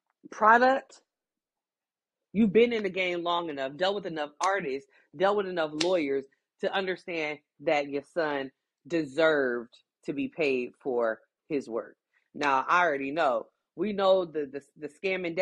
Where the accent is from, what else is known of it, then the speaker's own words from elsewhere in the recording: Midwest, United States; here in the Midwest